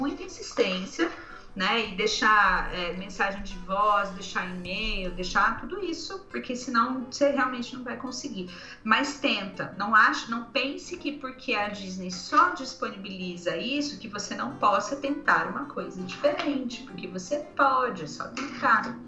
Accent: Brazil; Sou do Brasil

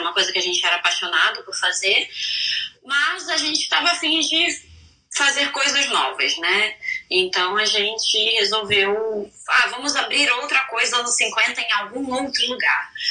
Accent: Rio de Janeiro, Brazil; moved away as an adult; now in Orlando, United States; sou carioca

